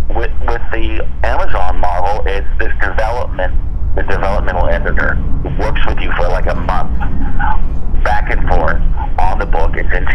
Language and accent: English; Seattle, Washington, United States; I'm from the Seattle area, and I know it well.